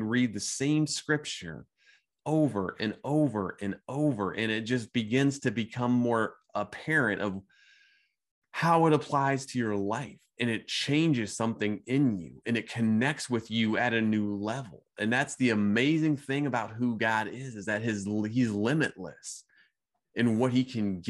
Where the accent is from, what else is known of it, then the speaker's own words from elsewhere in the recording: Midwest, United States; growing up in the Midwest